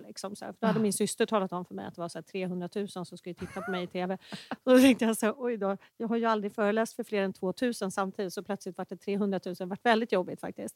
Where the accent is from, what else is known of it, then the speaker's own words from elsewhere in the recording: Enebyberg, Stockholm County, Sweden; also born or lived in Danderyd / Gällivare; now in Täby, Sweden; uppväxt i Enebyberg